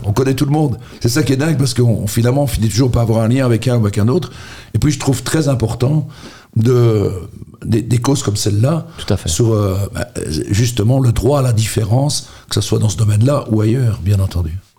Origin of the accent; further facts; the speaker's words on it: Charleroi, Wallonia, Belgium; je suis originaire de Marchienne